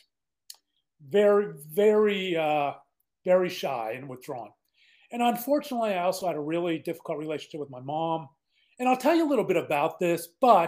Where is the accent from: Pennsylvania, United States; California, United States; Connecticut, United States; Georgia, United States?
Pennsylvania, United States; Pittsburgh; now in Dallas, United States; I was born and raised in Pittsburgh, Pennsylvania, a little suburb called Mount Lebanon